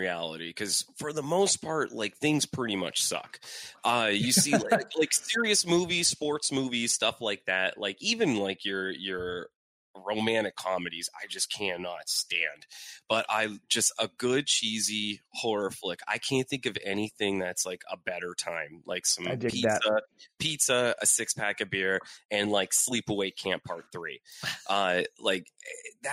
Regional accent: Erie, Pennsylvania, United States; moved away; originally from Erie, Pennsylvania

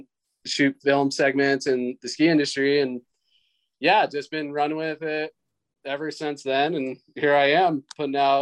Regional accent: United States; I grew up in the Lake Tahoe area

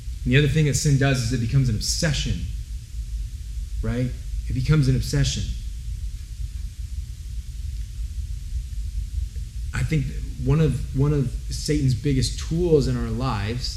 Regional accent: Santa Rosa, California, United States; also born or lived in Denver, Colorado; I grew up here in Santa Rosa

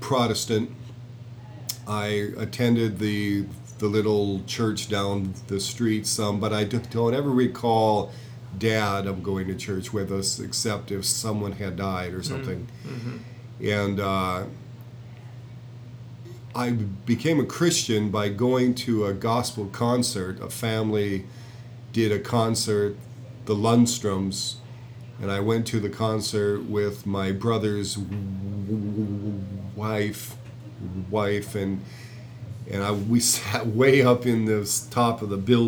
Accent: Jamestown, North Dakota, United States; I was born in Jamestown, North Dakota, and I was born there because mother was a patient in a psychiatric institution

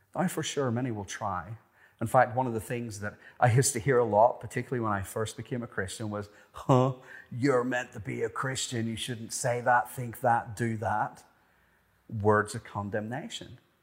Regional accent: Ireland; moved away as an adult; also born or lived in Cronulla, Australia; Being Irish, I spent pretty much no time in the water growing up

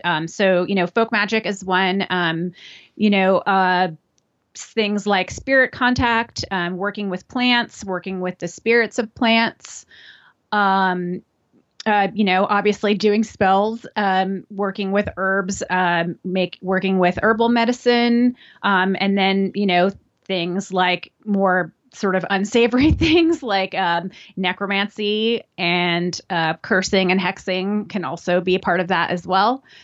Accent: New Orleans, Louisiana, United States; now in New York City, United States; I grew up in New Orleans, Louisiana

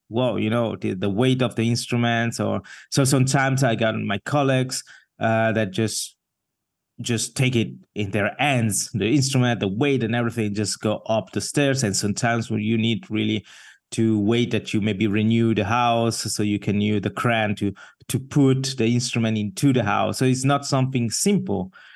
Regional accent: Ascona, Ticino, Switzerland; moved away as an adult; also born or lived in Mumbai, India; now in Basel, Switzerland; I grew up in the south part of the country

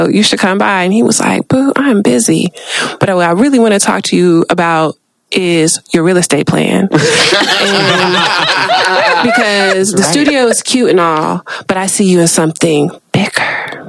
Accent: Denver, Colorado, United States; Yeah, my Colorado code switch was strong. I was like, oh, my God, I'm from Denver. Born and raised.

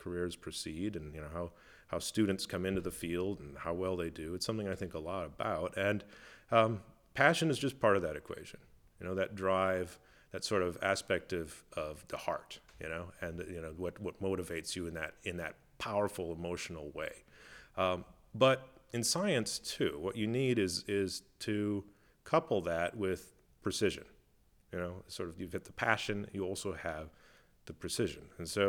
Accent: Midwest, United States; those things that are accessible maybe to you as a kid growing up in the Midwest. But I knew that's where I wanted to go.

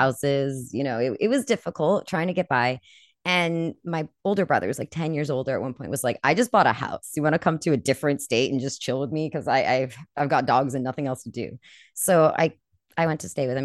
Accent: California, United States; moved away; also born or lived in Colorado; I'm from California.

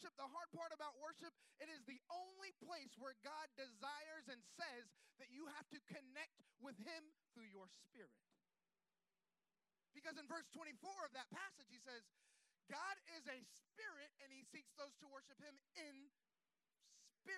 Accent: Florida, United States; I'm from Florida

